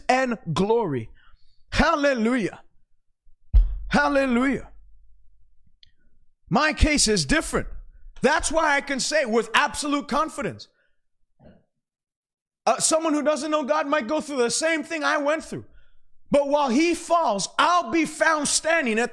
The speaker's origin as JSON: {"language": "English", "country": "Canada", "said": "as a Canadian"}